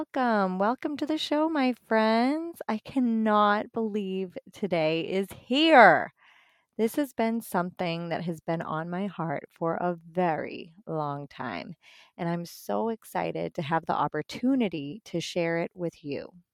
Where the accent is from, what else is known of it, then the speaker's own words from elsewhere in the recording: Boston, Massachusetts, United States; moved away as an adult; now in northwest Indiana, United States; I'm originally from the Boston area